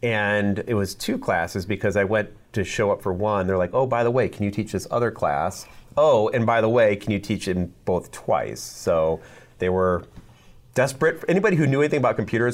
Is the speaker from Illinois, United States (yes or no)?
no; Omaha, Nebraska, United States; also born or lived in Colorado; I'm from Omaha. I lived in Colorado for about 6 years